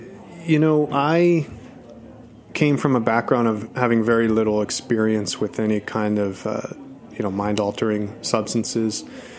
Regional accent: New Jersey, United States; moved away as an adult; also born or lived in New York City, United States; now in Los Angeles, United States; I had lived in, I grew up in New Jersey, and I had lived in New York for, most of my adult life, about 18 years.

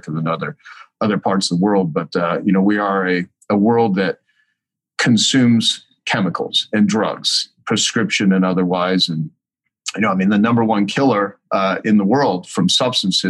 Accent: El Paso, Texas, United States; I was born in El Paso, Texas

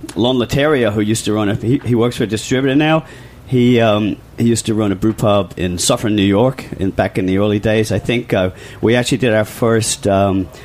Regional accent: Sussex, South East England, United Kingdom; moved away; which is my old stomping ground. I'm from Sussex, England

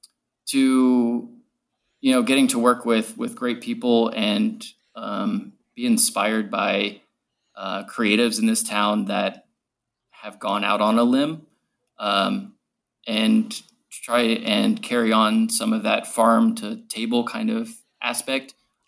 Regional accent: Richmond, Virginia, United States; moved away as an adult; now in Atlanta, United States; So when I first started, I moved here from Richmond, Virginia. That's where I'm from. I am 100% Atlantan now.

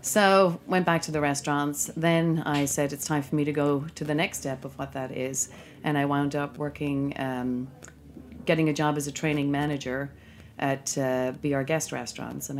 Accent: Ireland; moved away as an adult; now in United States; I'm originally from Ireland, and I came here for a summer in 1990

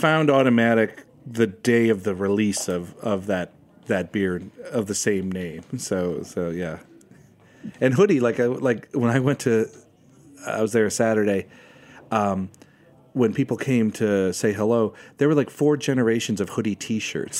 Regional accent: United States; I'm American

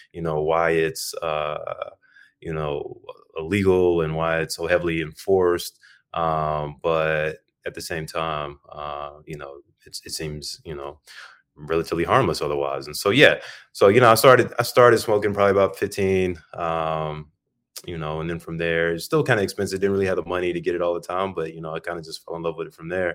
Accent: Birmingham, Alabama, United States; now in Chicago, United States; I was born in Birmingham, Alabama

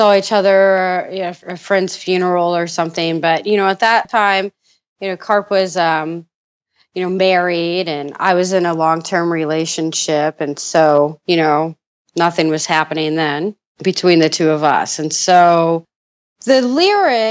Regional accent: Indiana, United States; we're both from Indiana

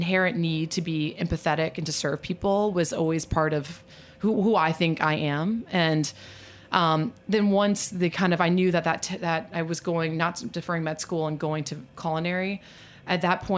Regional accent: New Orleans, Louisiana, United States; also born or lived in Virginia; now in New York, United States; I am from New Orleans. Sometimes people joke that I would say I'm from New Orleans before I say my own first name. But I'm actually a fifth generation from New Orleans, and my family still lives there

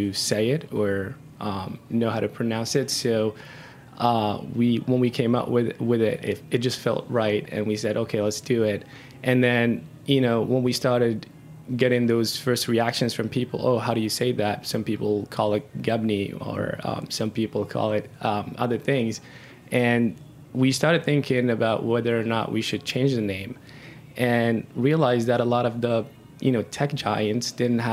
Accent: Algeria; now in New York, United States; I'm originally from North Africa, Algeria

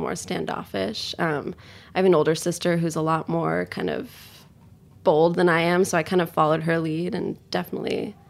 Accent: Tokyo, Japan; It felt really natural to me because I moved there so young. Like, I really felt like I was from Tokyo.

